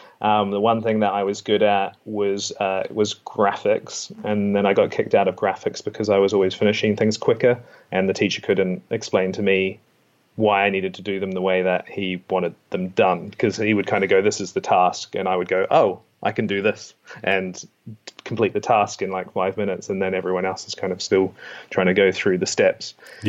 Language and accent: English; New Plymouth, Taranaki, New Zealand; accent: Kiwi; moved away; I'm from New Plymouth.